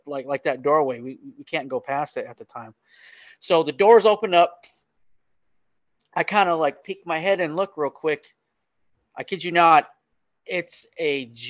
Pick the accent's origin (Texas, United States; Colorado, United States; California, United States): Colorado, United States; moved away; I'm originally from Colorado